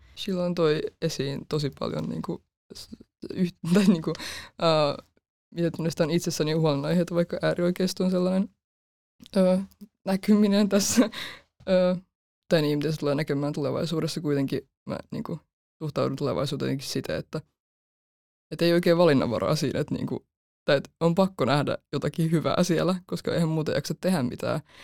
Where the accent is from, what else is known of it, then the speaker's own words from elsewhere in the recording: Helsinki, Uusimaa, Finland; Mä oon 18 ja mä oon Helsingistä lukioopiskelija.